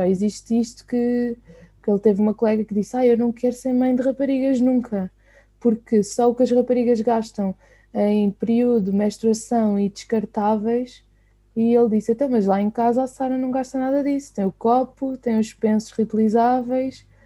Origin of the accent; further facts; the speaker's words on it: Sintra, Lisbon, Portugal; eu sou de Sintra